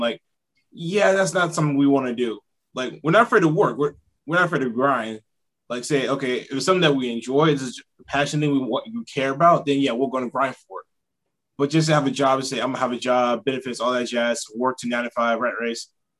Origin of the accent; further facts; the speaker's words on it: South Carolina, United States; also born or lived in Mississippi / Alabama / Washington; I was born in Mississippi, but I've basically been everywhere in the U.S. I've been in South Carolina since 2009 to finish up high school, so I've considered South Carolina my home, my home state.